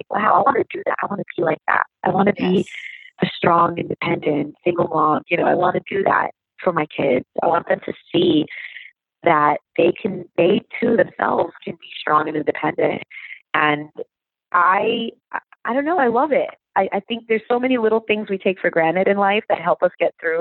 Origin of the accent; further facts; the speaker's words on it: New York, United States; moved away as an adult; now in New Jersey, United States; I was born and raised in New York